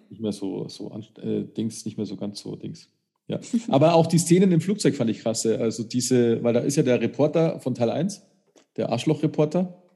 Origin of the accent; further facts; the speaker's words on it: Munich, Bavaria, Germany; bei uns in München